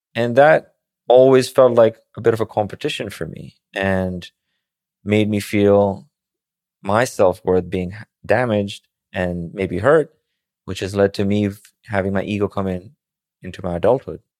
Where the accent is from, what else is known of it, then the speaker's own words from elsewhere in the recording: Pakistan; moved away as an adult; also born or lived in Manhattan, New York; now in New York, United States; someone who barely passed high school growing up in Pakistan